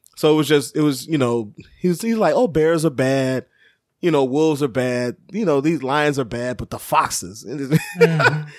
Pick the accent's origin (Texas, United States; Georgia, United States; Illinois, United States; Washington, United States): Illinois, United States; Chicago; I was from Chicago